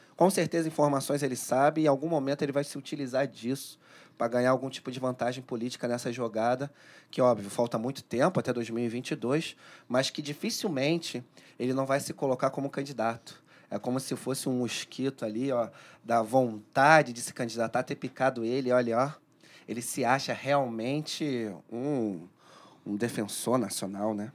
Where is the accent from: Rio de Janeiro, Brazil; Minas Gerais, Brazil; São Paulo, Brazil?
Rio de Janeiro, Brazil; sou cria lá da Maré